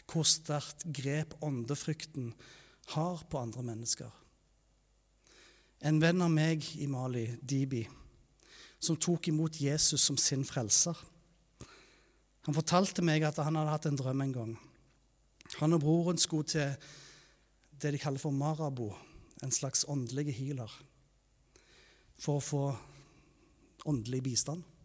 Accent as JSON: {"language": "Norwegian", "country": "Taiwan", "tie": "born or raised there", "said": "Jeg vokste opp i Taiwan som misjonærbarn der."}